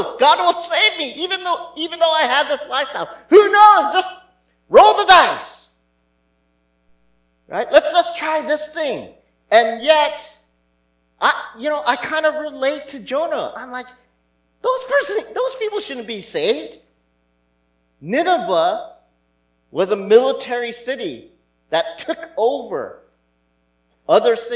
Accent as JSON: {"language": "English", "country": "United States", "said": "maybe being Asian American"}